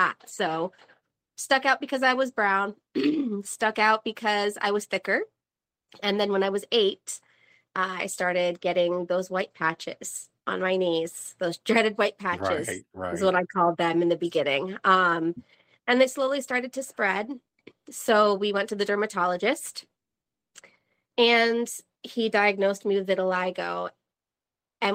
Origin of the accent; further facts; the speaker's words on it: Vermont, United States; now in North Carolina, United States; I'm from Vermont